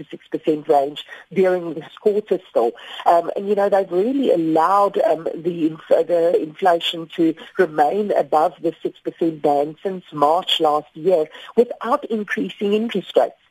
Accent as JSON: {"language": "English", "country": "South Africa"}